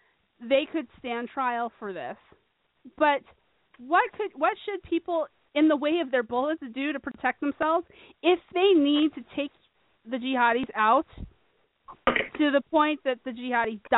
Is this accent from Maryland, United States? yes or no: no; Phoenix, Arizona, United States; I'm from Phoenix